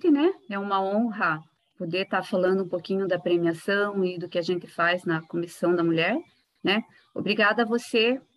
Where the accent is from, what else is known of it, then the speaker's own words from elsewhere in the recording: Castro, Paraná, Brazil; born there; Paraná. Sou de família de descendência de italianos